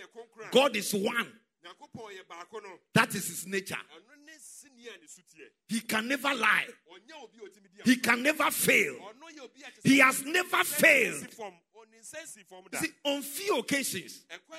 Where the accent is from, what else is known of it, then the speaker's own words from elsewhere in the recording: Ghana; In my hometown, Kwafutoji